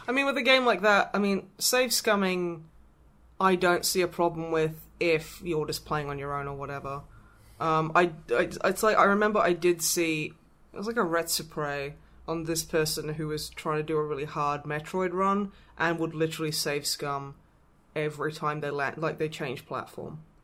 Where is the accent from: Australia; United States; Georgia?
Australia; I am from Australia, I am technically an Australian.